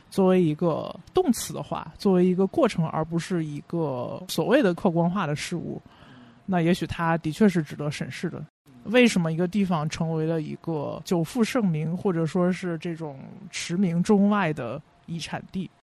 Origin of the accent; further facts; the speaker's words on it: Beijing, China; 我自己算是半个北京人，因为我 不，没有在二环长大，但是也算在北京长大